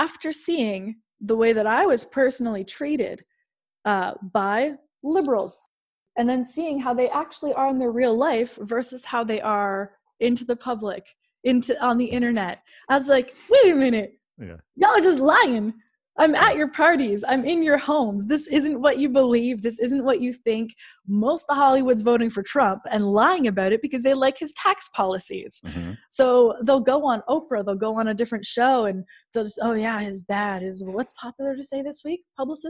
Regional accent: Canada; I'm from Canada.

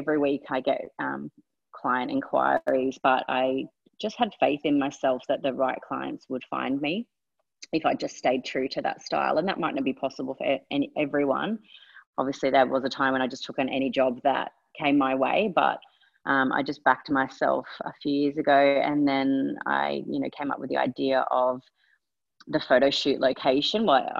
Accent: England, United Kingdom; born there; I was born in England, I moved back there when I was 18

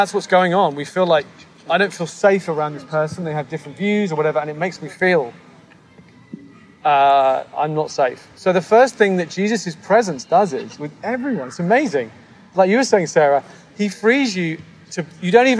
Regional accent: United Kingdom; moved away as an adult; now in United States; coming to the US as a British person

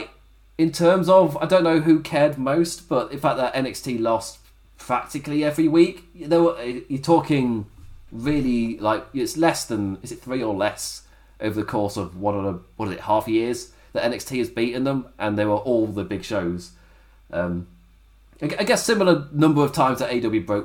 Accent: England, United Kingdom; I'm English as well

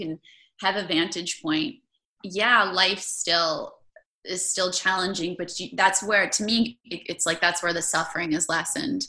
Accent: Maryland, United States; I grew up in Maryland

